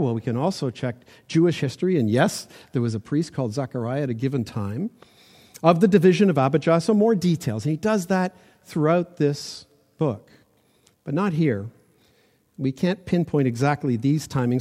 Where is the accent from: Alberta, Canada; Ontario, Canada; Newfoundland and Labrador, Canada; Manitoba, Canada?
Ontario, Canada; Toronto; I grew up in Toronto